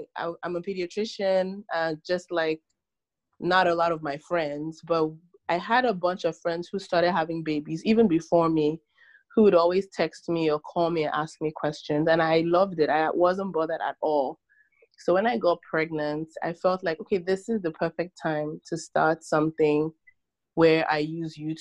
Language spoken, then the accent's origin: English; Nigeria; moved away as an adult; now in United States; I was born in Nigeria, and I moved to the States about 16 years ago for college